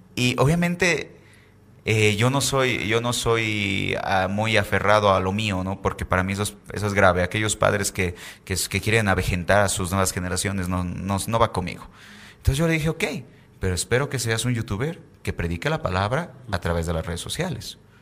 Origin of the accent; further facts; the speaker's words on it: Bolivia; tenemos en Bolivia